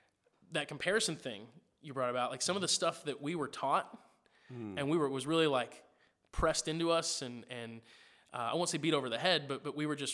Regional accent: Springfield, Missouri, United States; I grew up in Springfield, Missouri. Well, I grew up in a lot of places. I moved around a lot. But I spent a big chunk of my early days in Springfield.

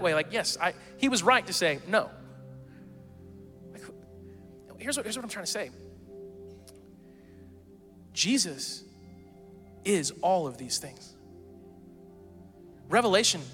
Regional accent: the South, United States; we're from the South

